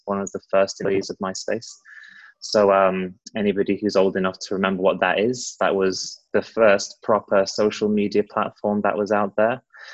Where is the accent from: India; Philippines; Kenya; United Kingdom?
United Kingdom; also born or lived in Los Angeles, United States; now in United States; It's British, awesome. But living in America